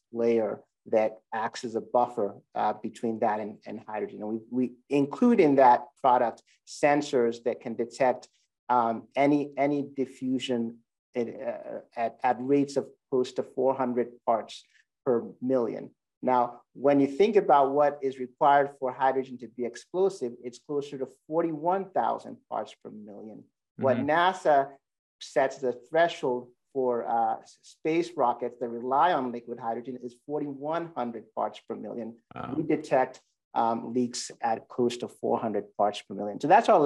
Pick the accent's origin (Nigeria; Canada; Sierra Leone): Sierra Leone; moved away; I grew up in Sierra Leone, West Africa